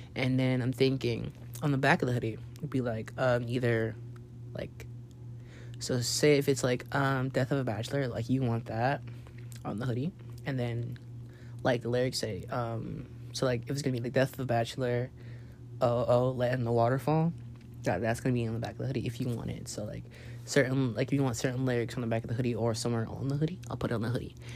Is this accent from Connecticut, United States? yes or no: no; Los Angeles, California, United States; now in Arlington, United States; I'm from California, Los Angeles to be exact, and um, I'm currently in Arlington, Texas